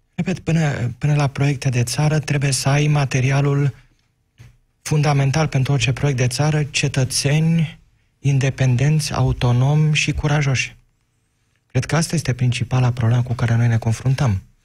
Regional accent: Focșani, Vrancea County, Romania; Eu provin din Focșani

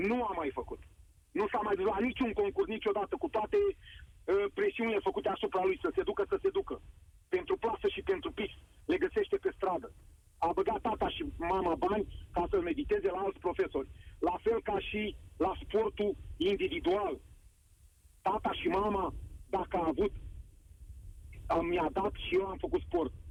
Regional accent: Romania; noi ca români să nu o Adică să nu blamăm.

